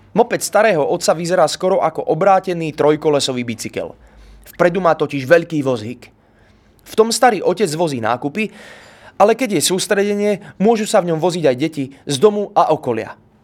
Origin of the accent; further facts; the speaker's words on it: Bratislava, Bratislava Region, Slovakia; Narodil som sa v Bratislave, nie v Sobranciach.